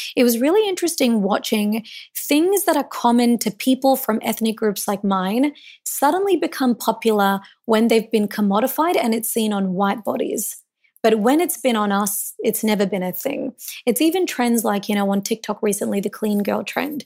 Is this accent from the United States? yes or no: no; Melbourne, Victoria, Australia; so I was born in Melbourne, and I was born to Indian immigrants